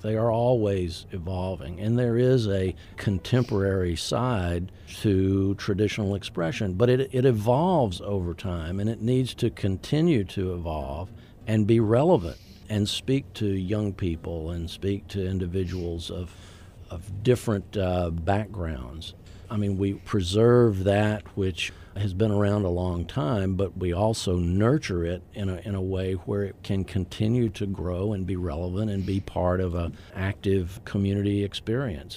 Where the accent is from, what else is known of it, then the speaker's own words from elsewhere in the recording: Troy, Alabama, United States; moved away as an adult; also born or lived in Tallahassee, Florida; My hometown is, uh, Troy, Alabama, in the wiregrass part of Alabama